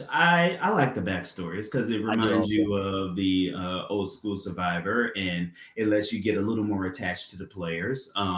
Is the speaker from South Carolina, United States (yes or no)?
yes; South Carolina, United States; I'm from South Carolina